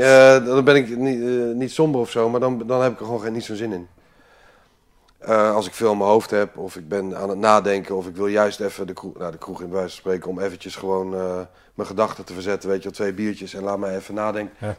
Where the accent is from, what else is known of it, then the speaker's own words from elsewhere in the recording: Amsterdam, North Holland, Netherlands; moved away as an adult; also born or lived in Limburg / The Hague; Toen ben ik eh, via een paar korte omzwervingen in Amsterdam terechtgekomen. Daar heb ik eigenlijk mijn hele leven verder